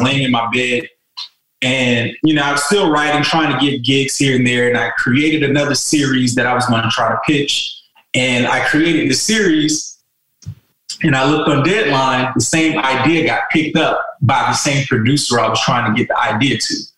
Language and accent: English; South Carolina, United States; moved away as an adult; also born or lived in California; I'm from South Carolina